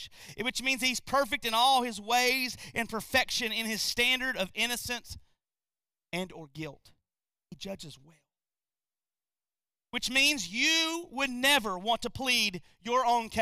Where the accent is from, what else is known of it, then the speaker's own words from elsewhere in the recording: North Carolina, United States; we're from North Carolina.